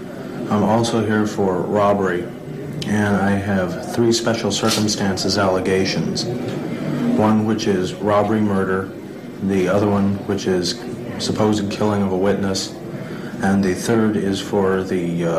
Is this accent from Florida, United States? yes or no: no; San Francisco, California, United States; Well, I was born and raised in San Francisco. Lived in the Mission District of San Francisco, which is the middle-income area.